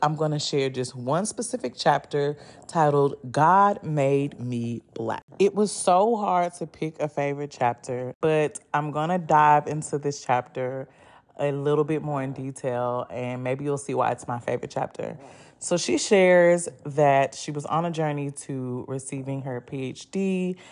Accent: the South, United States; I'm from the South

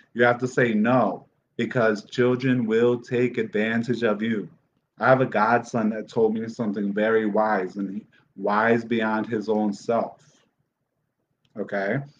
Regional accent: Dominican Republic; I'm from the Dominican Republic

